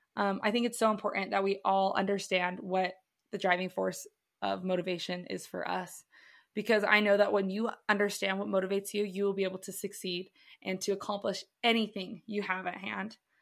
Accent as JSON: {"language": "English", "town": "Provo", "region": "Utah", "country": "United States", "tie": "born or raised there", "said": "I am born and raised in Provo, Utah."}